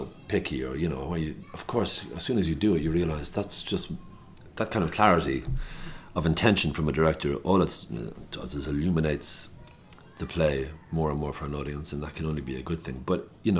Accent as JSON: {"language": "English", "town": "Loughrea", "region": "Connacht", "country": "Ireland", "tie": "born or raised there", "also_born_or_lived": "Tuam", "said": "I'm from Loughrea, County Galway, and I went to school for 6 years in St. Charlotte's College in Tuam College"}